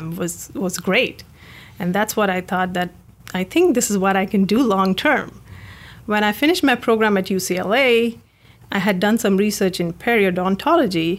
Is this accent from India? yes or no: yes; India; moved away as an adult; now in United States; I grew up in India